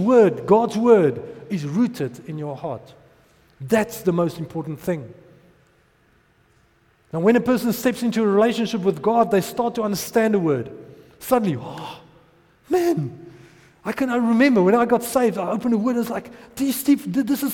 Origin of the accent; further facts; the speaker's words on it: Potchefstroom, North West, South Africa; I grew up in Potch